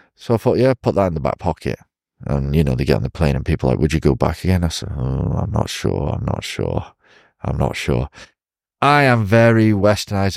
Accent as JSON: {"language": "English", "town": "Chester", "region": "North West England", "country": "United Kingdom", "tie": "born or raised there", "moved": "as an adult", "lives_now": "China", "said": "I was born in Chester, England"}